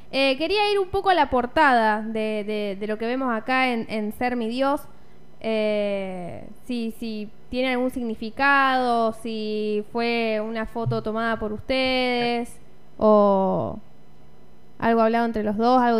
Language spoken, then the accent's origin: Spanish; Funes, Santa Fe, Argentina; nosotros somos de Funes, así que también eh, los esperamos acá para poder oírlos.